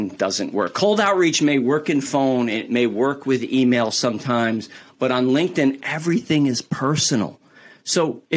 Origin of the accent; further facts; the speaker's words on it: New York, United States; I'm from New York